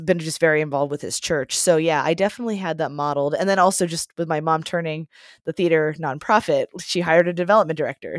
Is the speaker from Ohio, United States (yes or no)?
no; Johnstown, Pennsylvania, United States; I'm from Johnstown, Pennsylvania